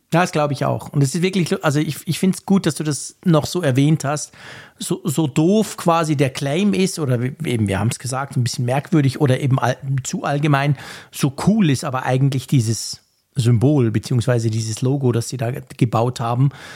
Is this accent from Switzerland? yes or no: yes; Switzerland; ich als Schweizer